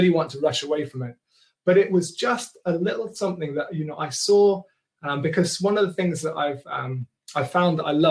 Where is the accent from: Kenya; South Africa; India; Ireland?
Kenya; accent: posher; now in England; Growing up, I grew up in Kenya in the 80s